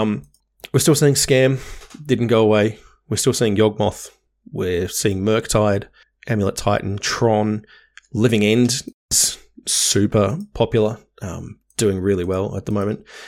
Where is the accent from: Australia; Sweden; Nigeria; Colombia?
Australia; Hobart, Tasmania; moved away; where I grew up in Hobart